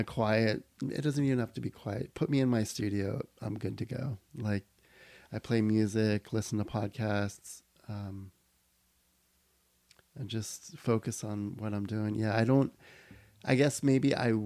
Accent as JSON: {"language": "English", "town": "Miami", "region": "Florida", "country": "United States", "tie": "born or raised there", "said": "I was born in Miami."}